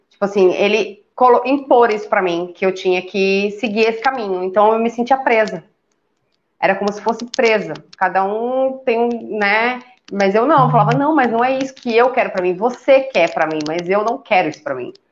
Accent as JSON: {"language": "Portuguese", "region": "São Paulo", "country": "Brazil", "tie": "born or raised there", "said": "eu sou natural de São Paulo, né? Eu nasci e fui criada em São Paulo a minha vida inteira."}